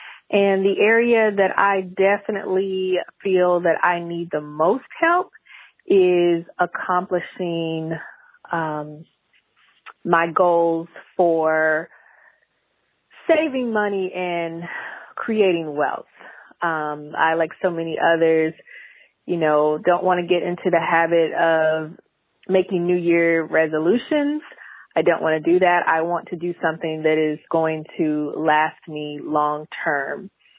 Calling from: Atlanta, Georgia, United States; I'm calling from Atlanta. I am 43 blessed years.

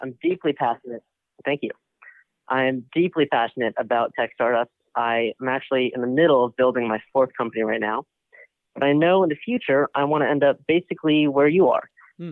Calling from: Boston, Massachusetts, United States; calling from Boston, right outside Boston

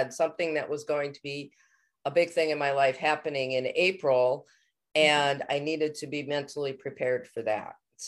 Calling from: Connecticut, United States

